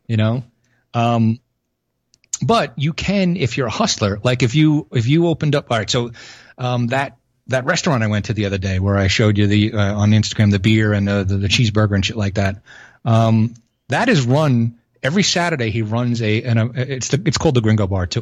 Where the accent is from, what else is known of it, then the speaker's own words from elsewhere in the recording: New York City, New York, United States; moved away; I'm from Brooklyn